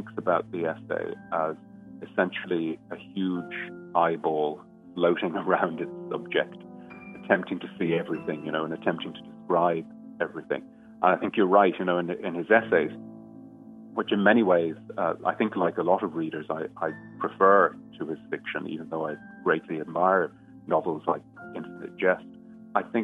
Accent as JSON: {"language": "English", "town": "Dublin", "region": "Leinster", "country": "Ireland", "tie": "born or raised there", "moved": "as an adult", "lives_now": "England", "said": "born in Dublin and I moved to England about 20 years ago."}